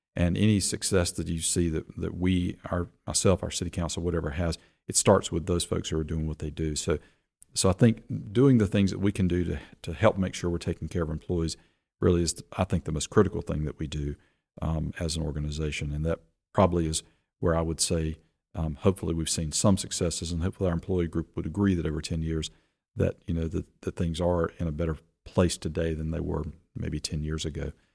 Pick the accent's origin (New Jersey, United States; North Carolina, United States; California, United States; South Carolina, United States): South Carolina, United States; Rock Hill; I grew up in Rock Hill. My family moved here in nineteen seventy-three